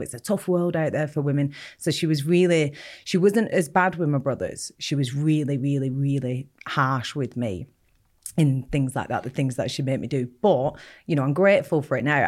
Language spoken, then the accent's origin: English; Bolton, North West England, United Kingdom; I grew up in Bolton, um, not a very nice part of Bolton either